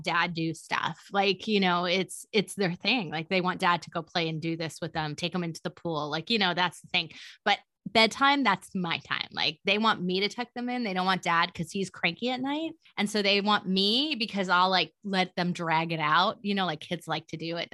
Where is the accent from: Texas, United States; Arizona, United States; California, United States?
California, United States; moved away; he called me a Valley girl because I'm from California